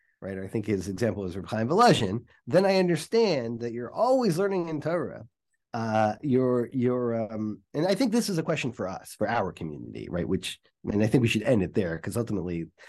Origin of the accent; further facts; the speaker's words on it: Atlanta, Georgia, United States; when I grew up in Atlanta, there was one mikveh